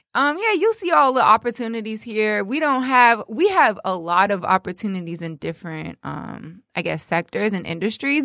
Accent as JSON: {"language": "English", "town": "Toronto", "region": "Ontario", "country": "Canada", "tie": "born or raised there", "also_born_or_lived": "New York", "moved": "as an adult", "lives_now": "Detroit, United States", "said": "I'm from Toronto, but currently, um, you know, kicking it in the D."}